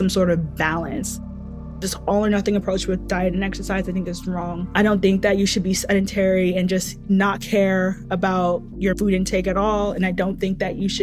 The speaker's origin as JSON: {"language": "English", "country": "Nigeria", "said": "I'm Nigerian"}